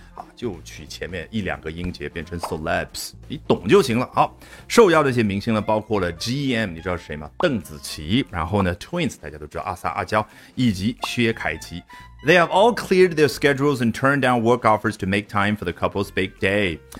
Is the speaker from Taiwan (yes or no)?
no; China; 我们中国人